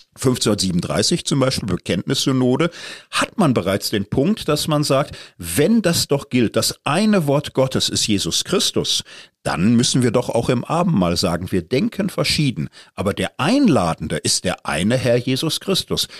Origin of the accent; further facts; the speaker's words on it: Marburg, Hesse, Germany; ich komme aus der Stadt, wo im Grunde sie nötig gemacht wurde